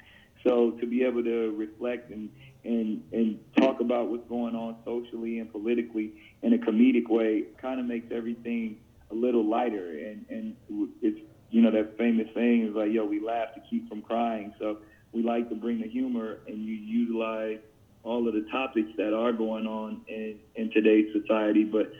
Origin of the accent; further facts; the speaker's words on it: San Diego, California, United States; the next one is going to be San Diego, my hometown